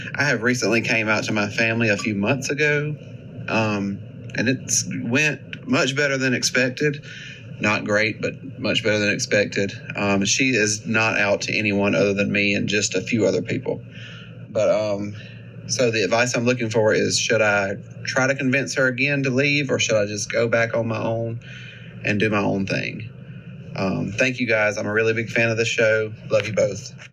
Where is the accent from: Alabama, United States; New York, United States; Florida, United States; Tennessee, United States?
Alabama, United States; I'm from Alabama